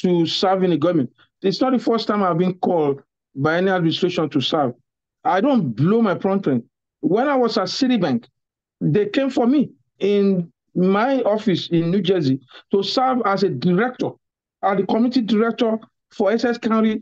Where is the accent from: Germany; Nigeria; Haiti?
Nigeria; now in United States; a Nigerian